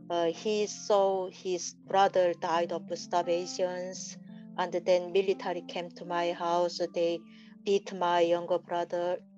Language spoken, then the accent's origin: English; North Hamgyong, North Korea; moved away as an adult; also born or lived in China; my hometown is North Hamgyong province. So that is easy to cross the border and cross the riverside.